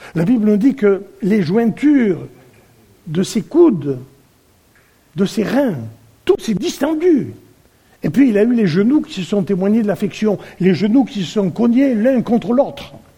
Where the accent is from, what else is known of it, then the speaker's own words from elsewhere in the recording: France; nous sommes français